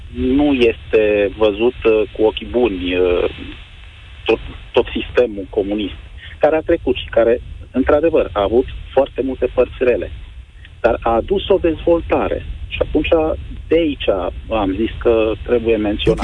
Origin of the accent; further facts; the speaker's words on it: Romania; m-am născut în România și sunt mândru de chestia asta